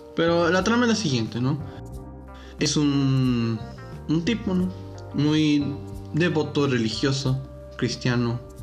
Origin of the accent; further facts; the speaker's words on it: Reynosa, Tamaulipas, Mexico; yo nací aquí en Reynosa, en una ciudad fronteriza